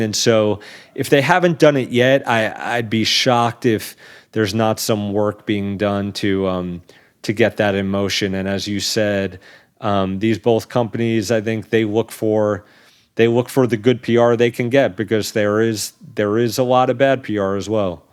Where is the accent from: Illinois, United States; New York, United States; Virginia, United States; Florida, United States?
New York, United States; New York City; Staten Island, New York, um, at a warehouse there, actually my hometown.